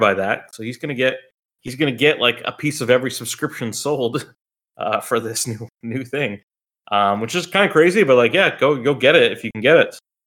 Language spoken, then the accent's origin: English; United States; we're American